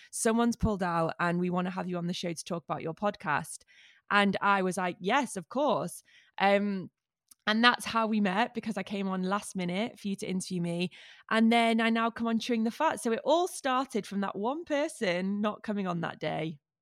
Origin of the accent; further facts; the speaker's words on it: Manchester, North West England, United Kingdom; As a Mancunian